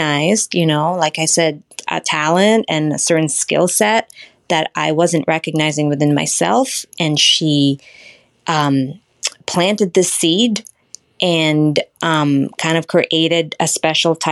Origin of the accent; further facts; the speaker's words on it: Australia; moved away as an adult; also born or lived in Philippines; now in United States; I was born in the Philippines. I migrated, my family and I migrated to Australia, where I had attended most of my education. And then I moved to the States when I was 25